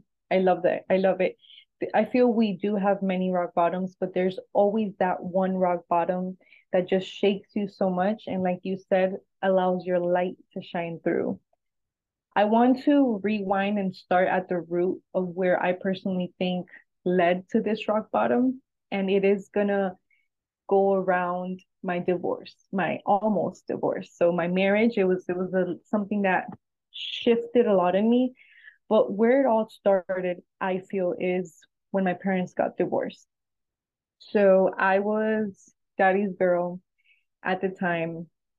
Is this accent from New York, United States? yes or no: yes; New York, United States; also born or lived in New Jersey / Ecuador; now in Florida, United States; I was born in New Jersey. I grew up in New York a few years, and then I moved to Florida. I also lived in Ecuador for a while when I got married.